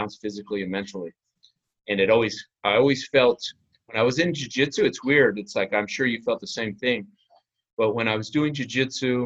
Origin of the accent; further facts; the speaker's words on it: New Mexico, United States; also born or lived in Las Vegas; now in St. Augustine, United States; I grew up in New Mexico.